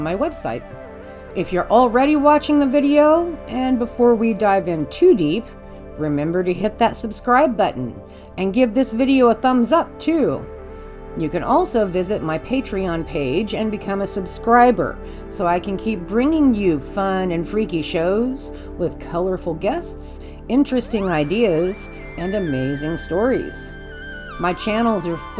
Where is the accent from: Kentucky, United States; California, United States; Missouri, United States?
Missouri, United States; Kansas City; my hometown of Kansas City, Missouri